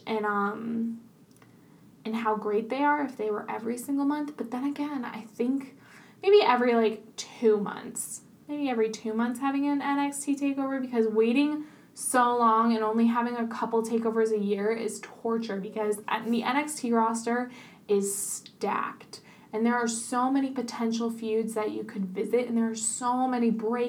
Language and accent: English; Vermont, United States; growing up in Vermont